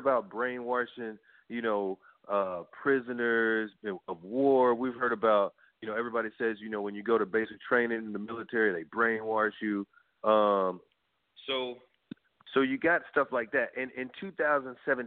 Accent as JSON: {"language": "English", "region": "Arkansas", "country": "United States", "said": "I'm from Arkansas"}